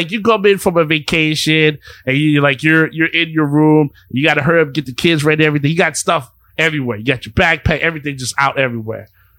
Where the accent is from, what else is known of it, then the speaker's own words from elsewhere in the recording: New Orleans, Louisiana, United States; I'm from New Orleans. Like, I am too.